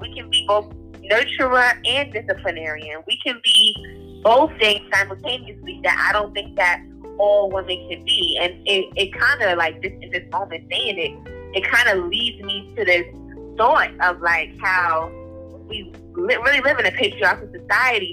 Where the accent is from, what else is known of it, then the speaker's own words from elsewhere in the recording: United States; I'm American